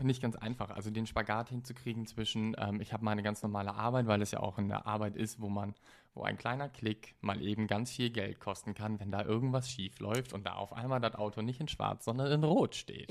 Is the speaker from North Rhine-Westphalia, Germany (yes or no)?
no; Stade, Lower Saxony, Germany; moved away as an adult; also born or lived in Düsseldorf; in Stade dann, also da, so. wo ich herkomme. Ich habe in Düsseldorf gelebt